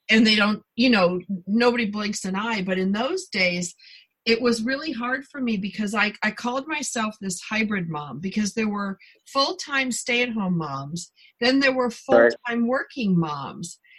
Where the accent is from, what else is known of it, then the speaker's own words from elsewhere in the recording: Buffalo, New York, United States; moved away; also born or lived in southern Canada; I'm from Buffalo originally, and I spent a lot of time, you know, in southern Canada.